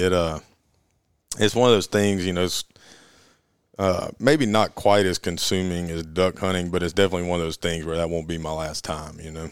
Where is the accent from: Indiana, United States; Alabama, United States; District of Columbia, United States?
Alabama, United States; Auburn; Born and raised in Auburn, Alabama, and went to college in Auburn.